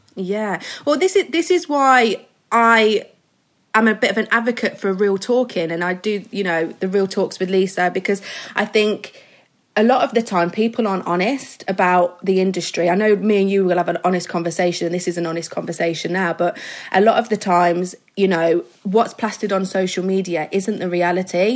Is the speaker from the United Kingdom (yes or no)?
yes; Midlands, United Kingdom; I'm from the Midlands, so I'm from a small little town